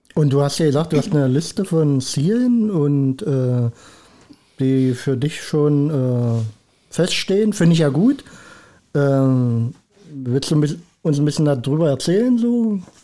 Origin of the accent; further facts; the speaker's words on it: Schwarz, Saxony-Anhalt, Germany; also born or lived in Rosenburg; also ganz ursprünglich komme ich aus Schwarz. Aber äh, habe jetzt auch viele Jahre in Rosenburg gelebt.